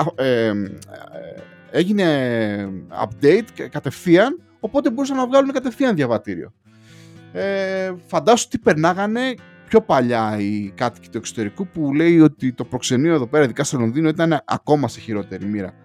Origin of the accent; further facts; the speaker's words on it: Greece; now in London, United Kingdom; όπως κάθε Έλληνα ε, του εξωτερικού, ε, πήγα και εγώ λοιπόν και εγώ να τιμήσω τη, την πατρίδα μου